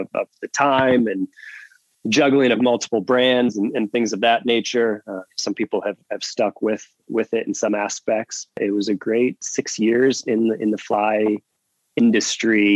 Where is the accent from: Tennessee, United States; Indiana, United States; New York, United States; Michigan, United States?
Michigan, United States; Marquette; moved away as an adult; I went to college in my hometown, Northern Michigan University